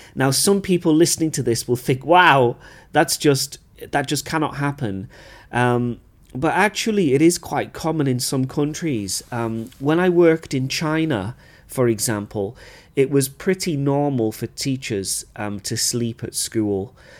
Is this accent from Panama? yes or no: no; United Kingdom; moved away; as a British teacher